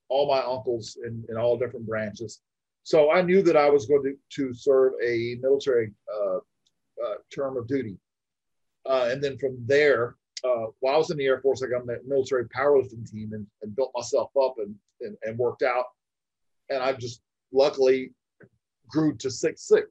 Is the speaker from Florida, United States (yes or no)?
yes; Florida, United States; moved away as an adult; now in Arizona, United States; And I'm from Florida. I lived in Arizona for the last 20 years or so, but at the time growing up in Florida, they would come through my hometown